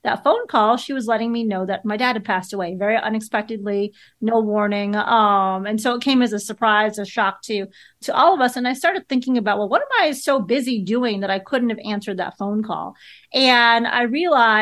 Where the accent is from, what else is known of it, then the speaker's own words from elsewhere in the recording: Chicago, Illinois, United States; I grew up in Chicago and I was a Chicago Bears fan